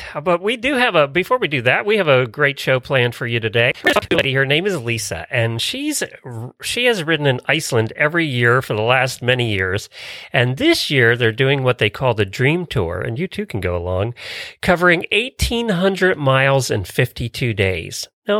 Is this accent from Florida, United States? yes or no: yes; Ocala, Florida, United States; I am … from Ocala, Florida.